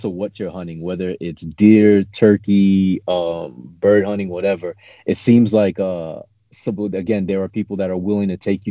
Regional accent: New York City, New York, United States; I'm from New York City

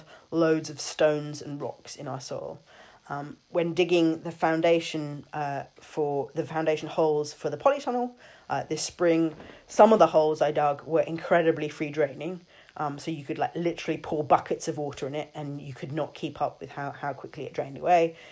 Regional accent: London, United Kingdom; moved away as an adult; now in Saintfield, United Kingdom; I grew up in London and Erin and I lived there until 2016

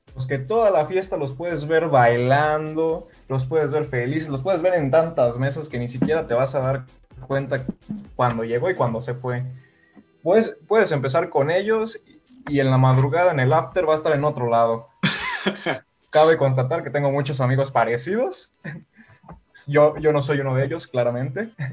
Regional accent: Guanajuato, Mexico; Yo soy de aquí de Guanajuato Capital

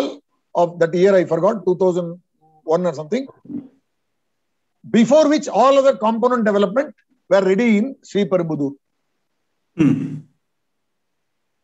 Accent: Vellore, Tamil Nadu, India; Vellore, yeah, my hometown, you know. Vellore is where I was born.

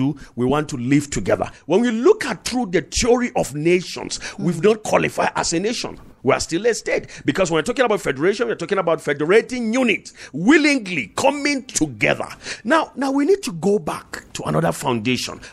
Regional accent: Northern Nigeria, Nigeria; I came from the North, from the Kong North

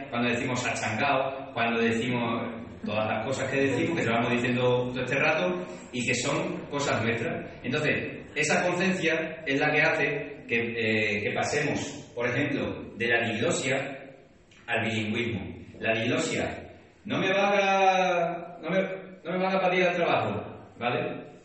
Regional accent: Extremadura, Spain; accent: Extremaduran; con mi acento extremeño pero hablo en castellano.

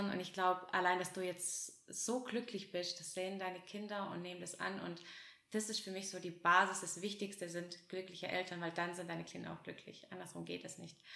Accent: Russia; now in Germany; Wir sind ja aus Russland hergekommen

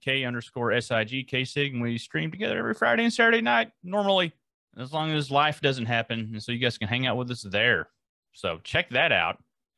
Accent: France; I come from France.

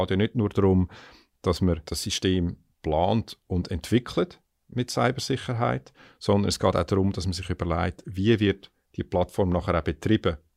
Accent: Switzerland; jetzt, wenn du mich als Schweizer fragst, ist natürlich auch spannend

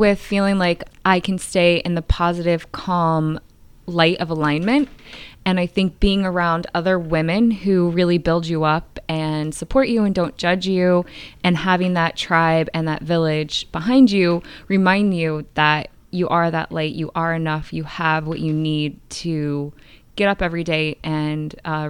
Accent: Newtown, Pennsylvania, United States; from Newtown, Pennsylvania.

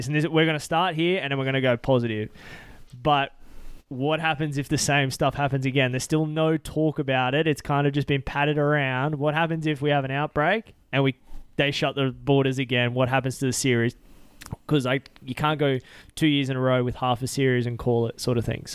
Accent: Lismore, New South Wales, Australia; now in Brisbane, Australia; I grew up riding down there because I was originally from Lismore

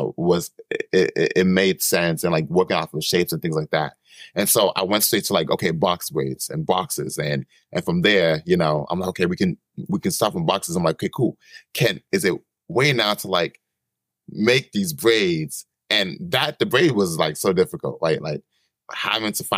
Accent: East Coast, United States; I'm from the East Coast.

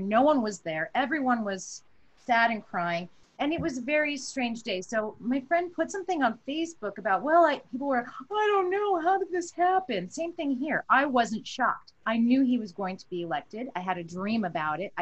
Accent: New York City, New York, United States; I was from Brooklyn and black

